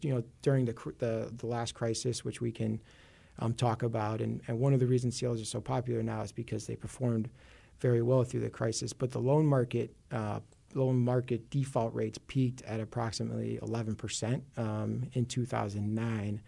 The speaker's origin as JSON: {"language": "English", "town": "Chicago", "region": "Illinois", "country": "United States", "tie": "born or raised there", "accent": "Chicago", "said": "I grew up in Chicago"}